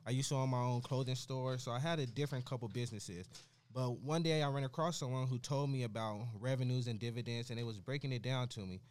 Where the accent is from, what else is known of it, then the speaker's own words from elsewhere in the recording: Las Vegas, Nevada, United States; I come from West Las Vegas. I come from the urban area, the inner city